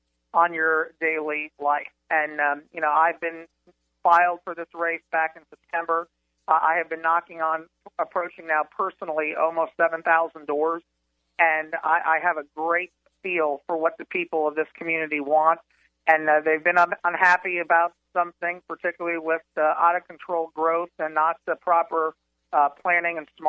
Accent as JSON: {"language": "English", "area": "West Orange County", "region": "Florida", "country": "United States", "tie": "born or raised there", "also_born_or_lived": "Dr. Phillips, Florida / Windermere, Florida", "said": "I grew up in West Orange County"}